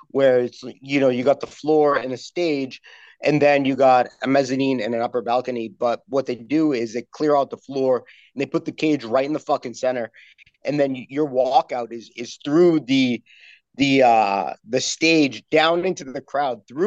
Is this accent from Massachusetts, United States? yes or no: yes; Massachusetts, United States; born or raised there; also born or lived in Connecticut